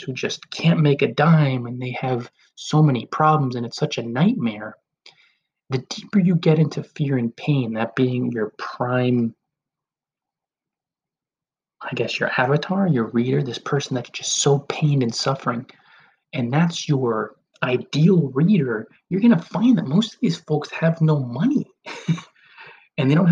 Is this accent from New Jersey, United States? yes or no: yes; New Jersey, United States; the towns I grew up in New Jersey